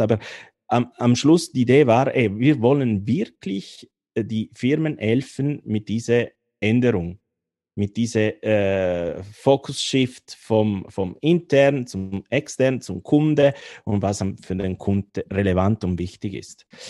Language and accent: German; Turin, Piedmont, Italy; German is a second language; moved away as an adult; now in Bern, Switzerland; aus Torino in Italien, aber ich bin schon, schon lange in der Schweiz